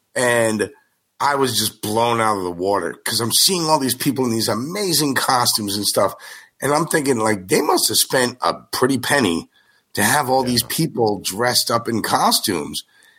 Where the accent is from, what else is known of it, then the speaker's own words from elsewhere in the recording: Paramus, New Jersey, United States; Yep, Paramus.